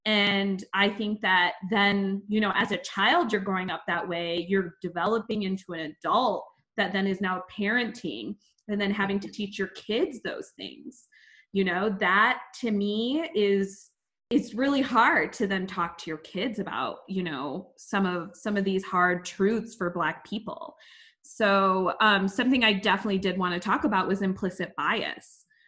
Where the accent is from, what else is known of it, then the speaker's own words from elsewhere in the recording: India; I'm Indian. We don't get stereotypes like that.